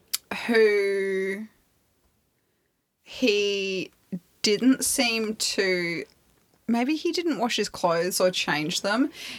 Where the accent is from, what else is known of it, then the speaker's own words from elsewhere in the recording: Brisbane, Queensland, Australia; I grew up around Brisbane